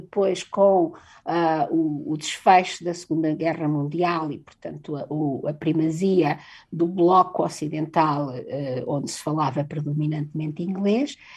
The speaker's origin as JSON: {"language": "Portuguese", "country": "Portugal"}